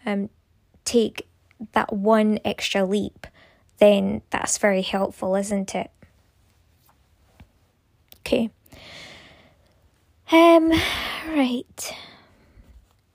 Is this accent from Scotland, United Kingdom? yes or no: yes; Scotland, United Kingdom; I am from Scotland